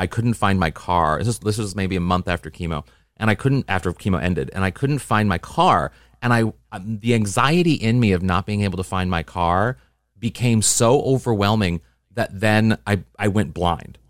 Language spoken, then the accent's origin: English; Midwest, United States; I'm a Midwesterner